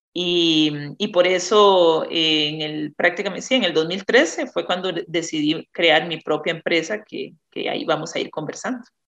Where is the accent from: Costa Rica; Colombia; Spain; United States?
Costa Rica; Naranjo, Alajuela; now in San José, Costa Rica; vivo en San José, pero soy originaria de Naranjo, Alajuela, y ahí de una familia productora de más de ya cuatro generaciones en café